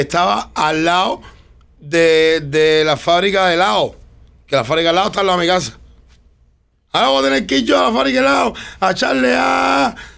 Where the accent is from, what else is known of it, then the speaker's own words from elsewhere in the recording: Cuba; moved away; soy el único cubano